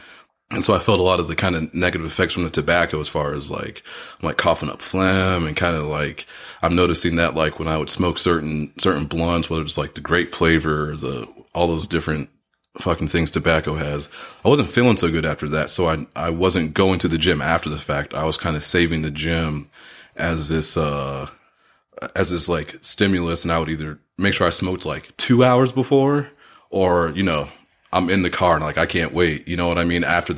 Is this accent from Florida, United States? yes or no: yes; Orlando, Florida, United States; now in Michigan, United States; I grew up in Orlando, so we played baseball year round all the time there.